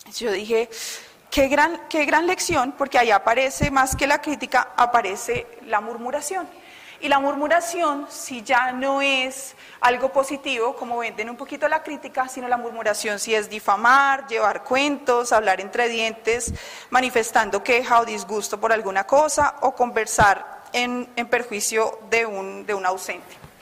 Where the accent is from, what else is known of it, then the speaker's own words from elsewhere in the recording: Bogotá, Colombia; todavía soy muy rola